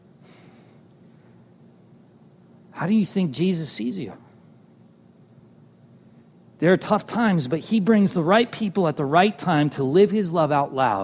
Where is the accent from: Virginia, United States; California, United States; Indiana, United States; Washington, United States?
California, United States; Southern; I'm from Southern California